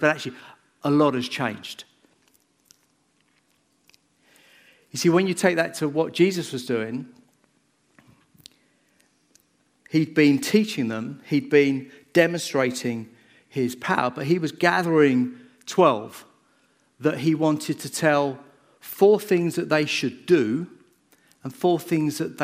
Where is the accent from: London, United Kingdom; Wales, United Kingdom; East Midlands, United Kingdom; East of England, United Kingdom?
East of England, United Kingdom; Bedford; I grew up in Bedford. I went to Hazeldean. In fact, I went to most of the schools in Bedford as I grew up